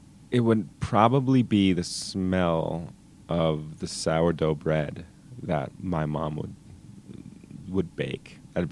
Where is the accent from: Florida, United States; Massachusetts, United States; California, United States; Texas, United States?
Massachusetts, United States; Wellesley; now in Denver, United States; I grew up in Wellesley, which is a town outside of Boston in Massachusetts.